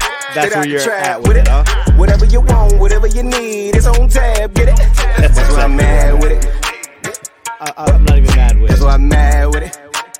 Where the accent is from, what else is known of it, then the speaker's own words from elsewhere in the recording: Boston, Massachusetts, United States; But I grew up in Boston in the 80s.